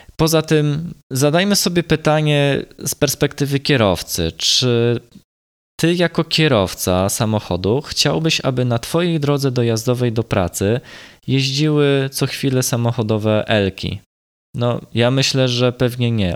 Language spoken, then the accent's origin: Polish; Gdańsk and Sopot, Pomeranian Voivodeship, Poland; u nas w Gdańsku i w Sopocie